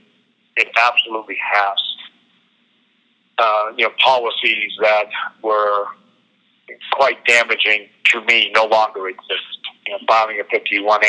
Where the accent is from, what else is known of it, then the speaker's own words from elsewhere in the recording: New Bedford, Massachusetts, United States; my hometown of New Bedford, Massachusetts